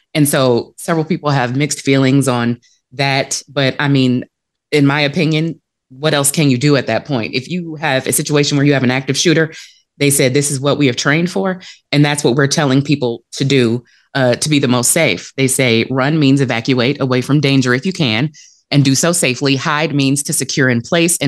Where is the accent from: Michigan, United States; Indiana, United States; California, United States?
Michigan, United States; Detroit; the city of Detroit, which is my hometown